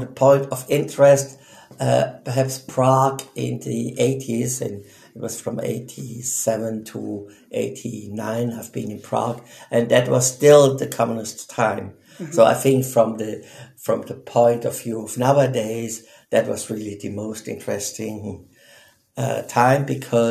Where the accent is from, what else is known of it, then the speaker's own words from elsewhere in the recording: Switzerland; first language Swiss German; English is a second language; moved away as an adult; also born or lived in Czech Republic; now in New Delhi, India; I'm from Switzerland, but work right now in New Delhi, India.